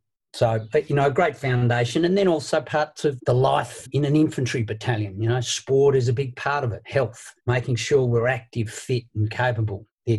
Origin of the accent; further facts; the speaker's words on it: Tasmania, Australia; I was lucky enough to be given opportunities there.